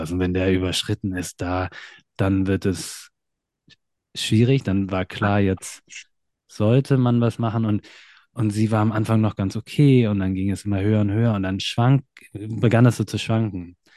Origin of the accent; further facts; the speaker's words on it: Hanover, Lower Saxony, Germany; ich komme ursprünglich aus Hannover